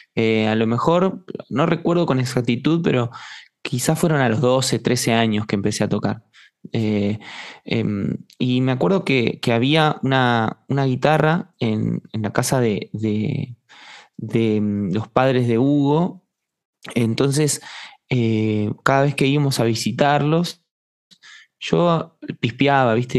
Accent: Estación Chapadmalal, Buenos Aires Province, Argentina; moved away; also born or lived in Mar del Plata; yo nací en Mar del Plata, y me crié en Estación Chapadmalal, que es un pueblo cerca de Mardel

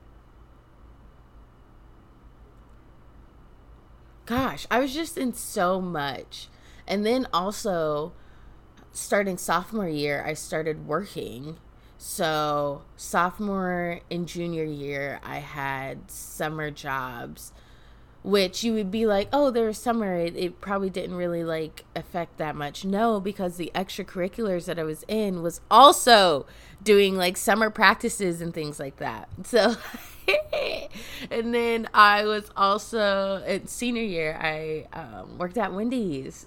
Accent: Illinois, United States; also born or lived in Alaska; Fifth grade, that is when I moved from Alaska to Illinois

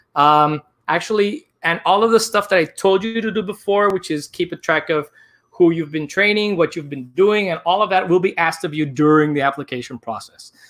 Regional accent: Barranquilla, Atlántico, Colombia; now in New York City, United States; I am actually from Barranquilla, Colombia

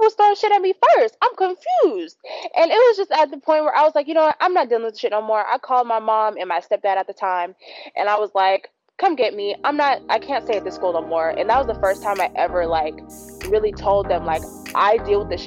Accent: San Diego, California, United States; I was born and raised in San Diego

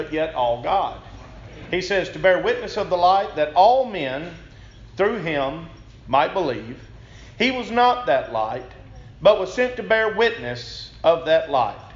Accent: Hamilton, Mississippi, United States; I am from Hamilton, Mississippi, which is just near Tupelo

